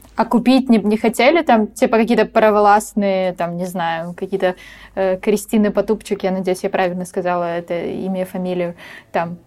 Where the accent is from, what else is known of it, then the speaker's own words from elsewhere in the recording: Ukraine; я из Украины